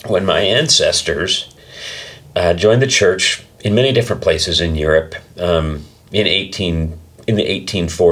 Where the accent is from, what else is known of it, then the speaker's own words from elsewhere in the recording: Eastern Idaho, United States; also born or lived in Utah / Chubbuck, Idaho / Blackfoot, Idaho; I grew up in Eastern Idaho. I was born in Utah, but I don't remember anything about living there